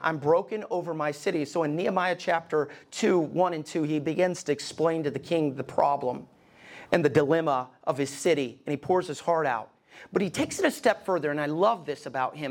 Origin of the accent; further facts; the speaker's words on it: Alabama, United States; moved away as an adult; also born or lived in East Tennessee; now in Columbus, Ohio, United States; I'm from Alabama